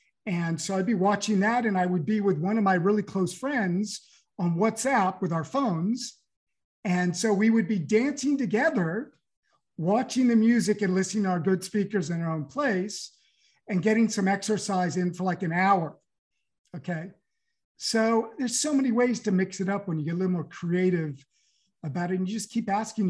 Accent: California, United States; moved away as an adult; now in Paris, France; I have a French passport, but I grew up in California

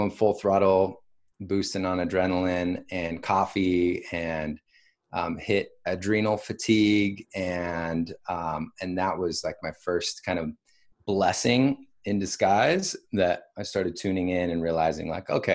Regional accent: Washington, United States; also born or lived in Bay Area, California; now in Austin, United States; I'm from Washington State originally, had a pretty big family

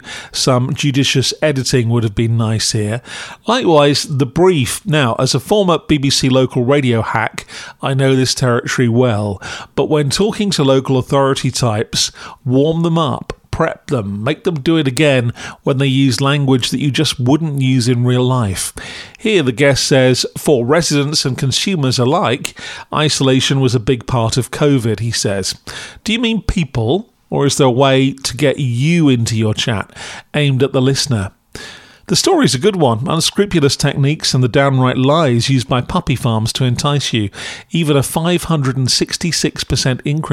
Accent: Camberley, South East England, United Kingdom; I'm from Surrey, born in Camberley

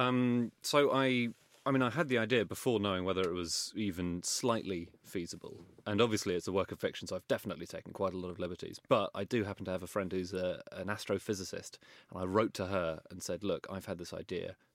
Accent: London, United Kingdom; I grew up in Wimbledon

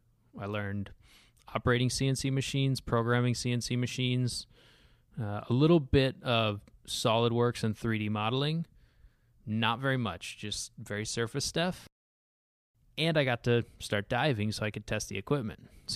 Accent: San Diego, California, United States; also born or lived in Seattle area, Washington; I moved around a bit. So I started off growing up in San Diego, went from San Diego to the Seattle area.

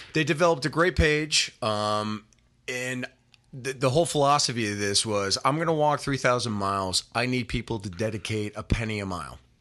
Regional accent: Windsor, Connecticut, United States; now in California, United States; my hometown, Windsor, Connecticut

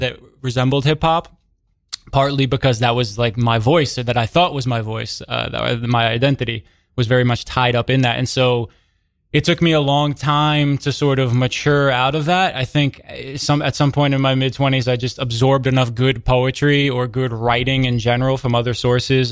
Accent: New York City, New York, United States; being a white kid growing up in Brooklyn

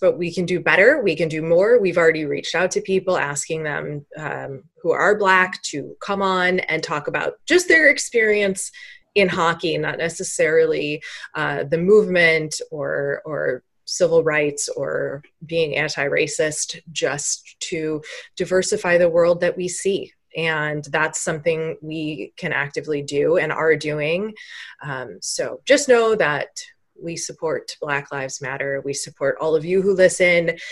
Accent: Chicago, Illinois, United States; I'm from Chicago

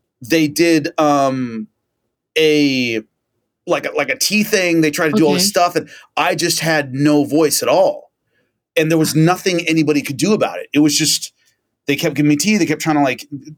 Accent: Central Valley of California, United States; I grew up in the Central Valley of California, which is really hot and it's really dry

